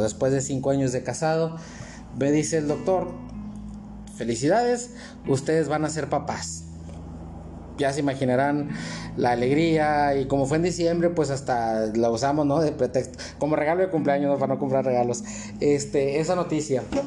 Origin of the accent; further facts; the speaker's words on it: Matamoros, Tamaulipas, Mexico; nosotros somos de Matamoros